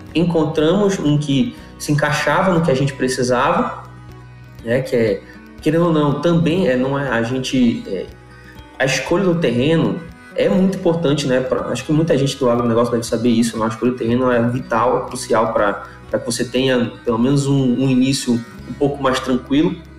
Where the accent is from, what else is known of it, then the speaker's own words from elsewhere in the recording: Belém, Pará, Brazil; Eu sou de Belém